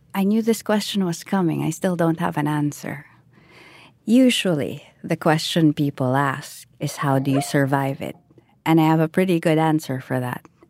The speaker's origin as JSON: {"language": "English", "country": "Philippines", "said": "I am Filipino"}